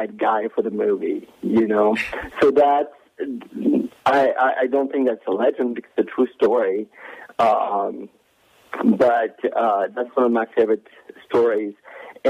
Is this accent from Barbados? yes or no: no; France; moved away; when I was growing up in France